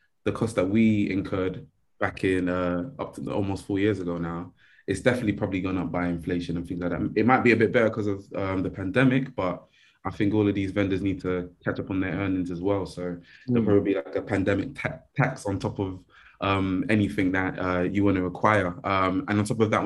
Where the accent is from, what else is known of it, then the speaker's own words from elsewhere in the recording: Nigeria; I'm Nigerian